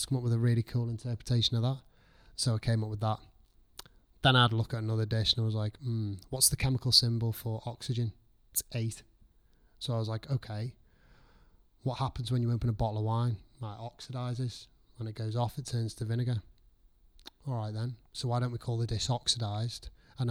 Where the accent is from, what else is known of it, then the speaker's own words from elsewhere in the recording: Liverpool, North West England, United Kingdom; moved away; also born or lived in North Wales / Chester; I'm from Liverpool.